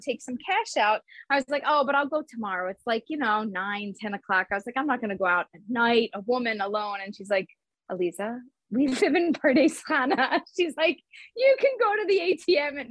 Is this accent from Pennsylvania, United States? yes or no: yes; Philadelphia, Pennsylvania, United States; now in Israel; I'm from Philadelphia.